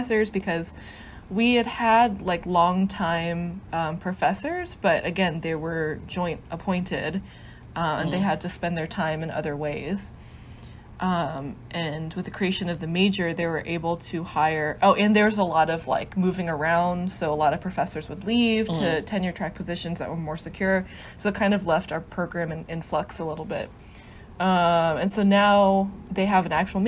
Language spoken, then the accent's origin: English; Asheville, North Carolina, United States; I grew up in Asheville, and in my local news station WLOS